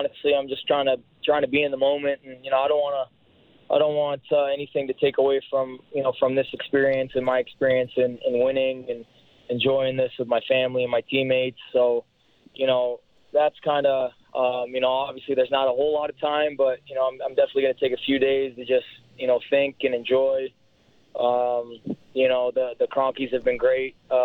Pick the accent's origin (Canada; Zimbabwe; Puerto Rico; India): Canada; London, Ontario; my hometown of London, Ontario, and just share it with my community down there